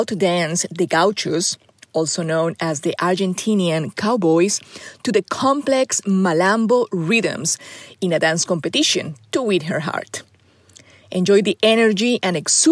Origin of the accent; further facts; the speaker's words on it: Colombia; now in Arkansas, United States; Growing up in Colombia through the 70s and 80s